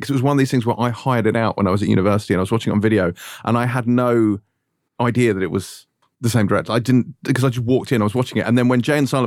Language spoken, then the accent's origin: English; England, United Kingdom; Uh, well, I would say Clark's, what with me being English.